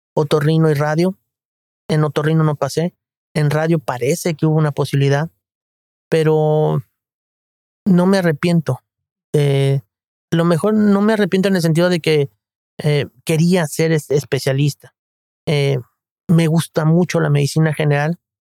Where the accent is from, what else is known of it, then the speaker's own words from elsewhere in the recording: Guadalajara, Jalisco, Mexico; also born or lived in Mexico City; a la edad de nueve años eh, nos trasladamos a la ciudad de Guadalajara